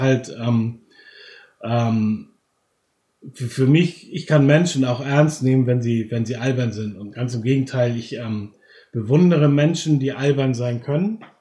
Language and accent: German; Germany; als Deutsche